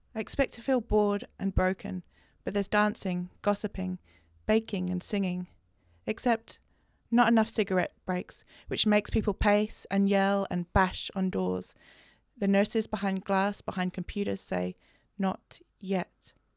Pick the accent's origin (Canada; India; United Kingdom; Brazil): United Kingdom; England; growing up, especially growing up in England